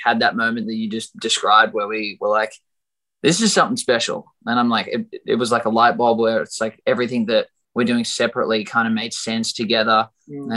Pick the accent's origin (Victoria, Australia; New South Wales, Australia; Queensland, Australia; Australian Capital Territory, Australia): New South Wales, Australia; Sydney; moved away; we grew up in like metropolitan Sydney